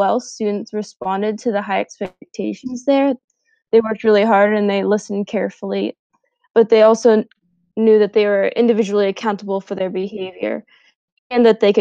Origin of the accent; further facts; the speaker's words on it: Butler, Pennsylvania, United States; I'm from Butler, Pennsylvania